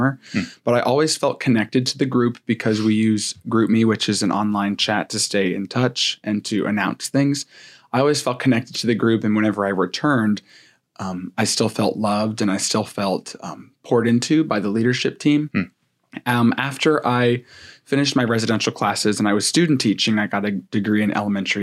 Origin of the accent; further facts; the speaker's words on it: Winchester, Virginia, United States; I was born in Winchester